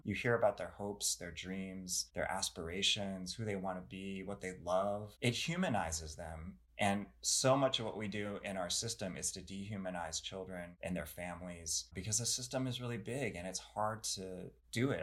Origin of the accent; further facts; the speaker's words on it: United States; I'm not Chinese American, I'm Korean American